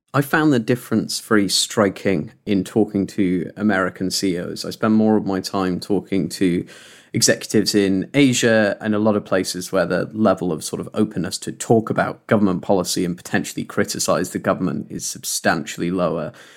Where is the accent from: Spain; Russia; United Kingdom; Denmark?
United Kingdom; Leeds, Yorkshire and the Humber; My hometown, the Istanbul of Western Europe, as people call it